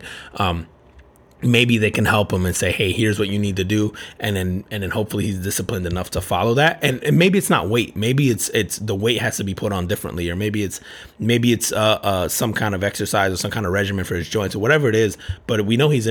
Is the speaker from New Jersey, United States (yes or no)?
yes; New Jersey, United States; now in Orlando, United States; I grew up in Jersey and then I live in Orlando